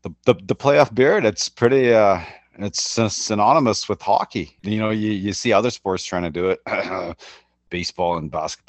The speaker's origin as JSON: {"language": "English", "country": "United States", "said": "I'm not your average Canadian Nish. I'm from the States, remember?"}